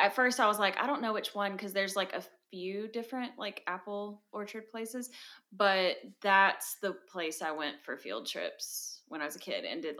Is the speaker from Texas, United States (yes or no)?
no; Ellijay, Georgia, United States; I'm from Ellijay, Georgia, y'all.